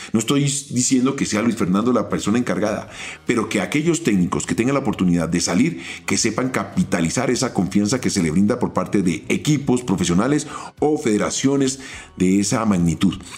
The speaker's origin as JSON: {"language": "Spanish", "country": "Colombia", "said": "como colombianos"}